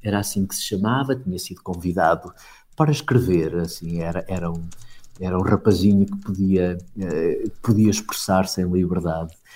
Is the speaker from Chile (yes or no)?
no; Portugal; como bom português que sou